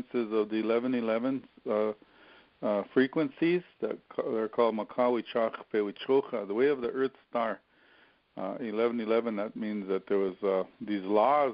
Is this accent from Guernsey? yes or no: no; Wagner, South Dakota, United States; in my hometown, Wagner, South Dakota